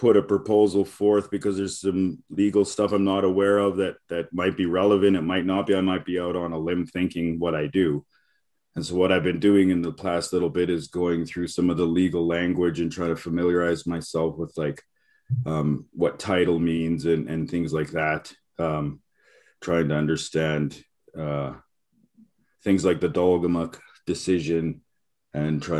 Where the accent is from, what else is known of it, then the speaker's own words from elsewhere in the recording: Sucker Creek First Nation, Alberta, Canada; now in Vancouver Island, Canada; I'm from Treaty 8 Territory up at Sucker Creek First Nations.